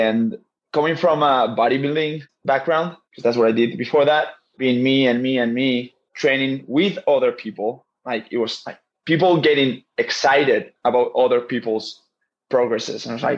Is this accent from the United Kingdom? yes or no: no; Basque Country, Spain; English is a second language; I'm from a part in Spain in the north called the Basque Country or the Basque region. We speak another language.